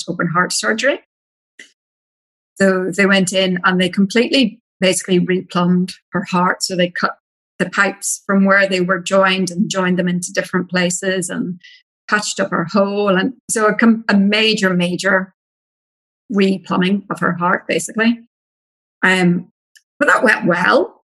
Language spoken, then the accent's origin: English; Ireland; accent: Irish; moved away as an adult; now in Australia; I'm Irish